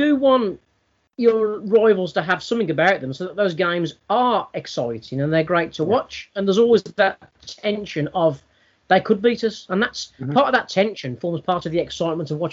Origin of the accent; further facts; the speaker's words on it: United Kingdom; as a British sports fan